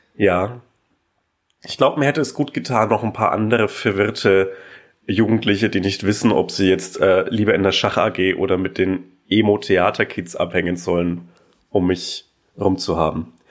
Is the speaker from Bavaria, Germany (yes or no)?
yes; Franconian Switzerland, Upper Franconia, Bavaria, Germany; in der fränkischen Schweiz, die oberfränkische Provinz